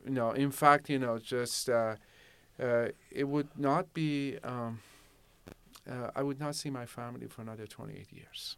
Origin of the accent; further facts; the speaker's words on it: Shiraz, Fars, Iran; now in Rancho Cordova, United States; I grew up in Shiraz. So, uh, my elementary school, my, uh, middle and high school, it was all in Shiraz